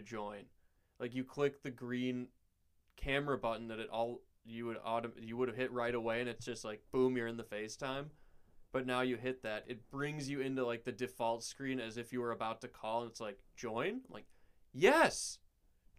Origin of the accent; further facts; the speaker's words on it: United States; I'm an American.